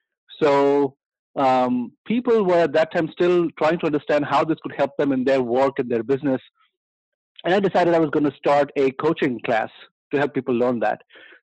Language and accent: English; Mumbai, Maharashtra, India; I come originally from India. {S2} Fantastic. {S0} And I grew up in Bombay.